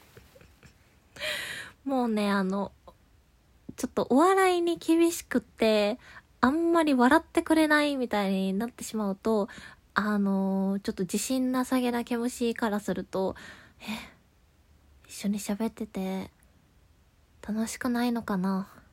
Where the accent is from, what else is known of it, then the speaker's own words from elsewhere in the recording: Kansai, Japan; 関西で生まれ育った